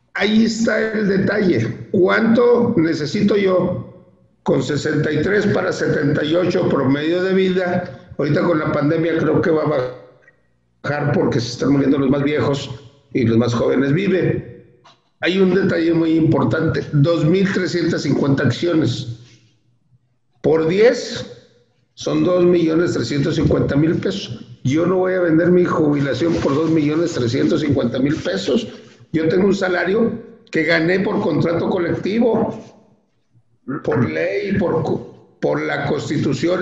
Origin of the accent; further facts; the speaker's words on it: Torreón, Coahuila, Mexico; yo soy de Torreón, Coahuila.